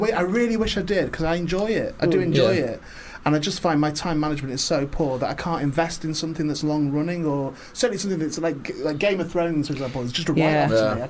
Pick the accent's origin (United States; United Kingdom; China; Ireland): United Kingdom; Lancashire, North West England; we're from Lancashire, not Yorkshire.